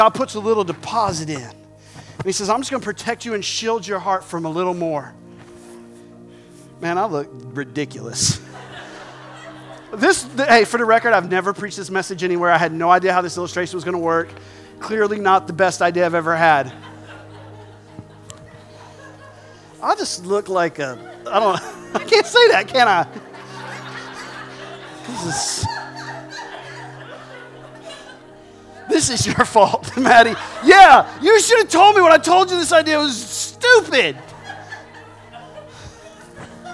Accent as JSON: {"language": "English", "region": "southern South Carolina", "country": "United States", "said": "I'm from South Carolina. I'm from the southern part of South Carolina"}